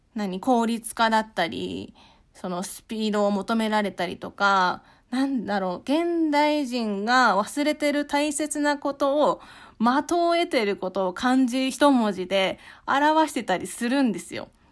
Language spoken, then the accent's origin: Japanese; Shirakawa, Fukushima, Japan; moved away as an adult; now in Tokyo, Japan; 私は福島県白河市出身で、二千十五年に上京と同時に書家として独立をしました。